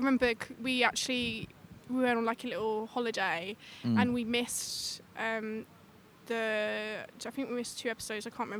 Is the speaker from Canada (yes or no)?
no; London, United Kingdom; I am from London.